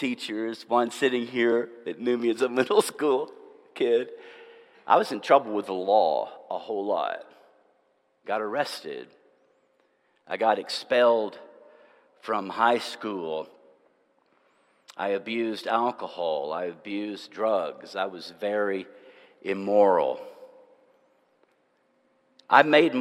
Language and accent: English; Nashville, Tennessee, United States; also born or lived in Franklin, Tennessee / Murfreesboro, Tennessee; about 30 miles from where I grew up in Nashville and Franklin